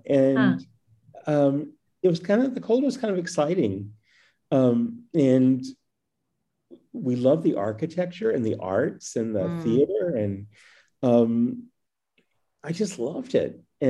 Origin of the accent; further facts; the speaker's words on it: Wharton, Texas, United States; also born or lived in Southern California; I come from an old Texas family. I grew up in Wharton, Texas, which is down Highway 59 from here, about an hour away. It's rice and cotton growing country. My great grandfather was a Jewish peddler who came to Wharton through Galveston